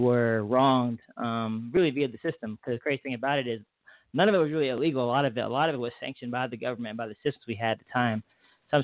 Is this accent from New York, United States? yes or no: no; Atlanta, Georgia, United States; I was from Atlanta before.